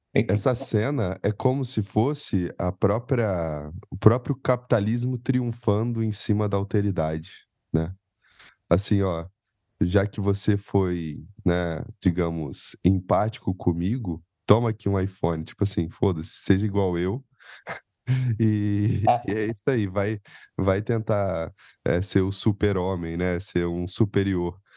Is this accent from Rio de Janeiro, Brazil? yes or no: yes; Penedo, Rio de Janeiro, Brazil; moved away as an adult; now in São Paulo, Brazil; eu sou do interior do Rio, e não sei se o povo sabe, eu sou de uma colônia finlandesa no interior do Rio chamada Penedo